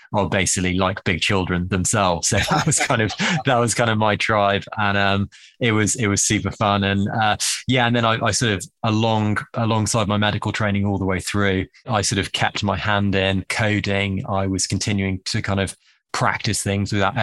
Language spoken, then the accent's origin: English; England, United Kingdom; accent: Harry Potter accent; also born or lived in Bristol / Manhattan, United States; my Harry Potter accent is authentic. I am English